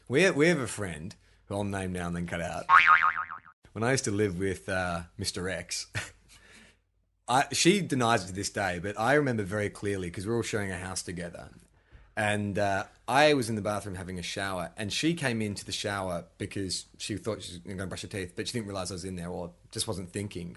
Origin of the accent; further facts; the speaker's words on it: Melbourne, Victoria, Australia; moved away; growing up in Melbourne, you know, you got Saint Kilda Beach